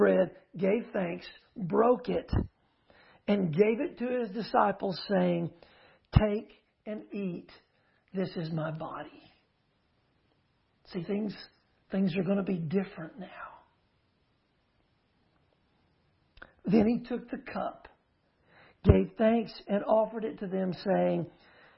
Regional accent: Uvalde, Texas, United States; also born or lived in Houston; I grew up in Uvalde, but I was a small child in Houston

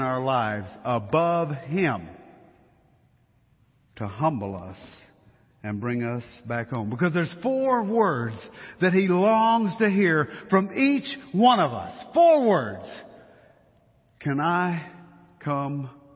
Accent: Louisiana, United States; now in Colorado, United States; Since we're from Louisiana

